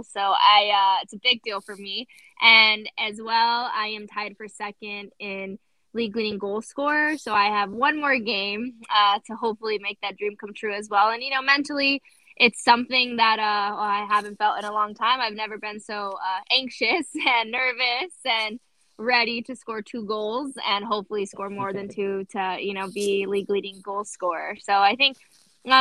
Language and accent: English; La Puente, California, United States; now in San Diego, United States; I'm originally from La Puente, California